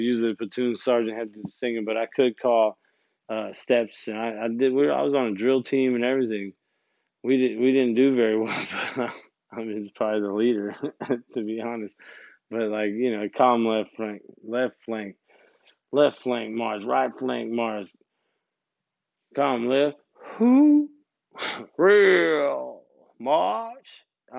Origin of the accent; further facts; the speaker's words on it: Gulfport, Mississippi, United States; But since I was from Gulfport, Biloxi, like those guys, like the Coast Boys, someone canceled early parole.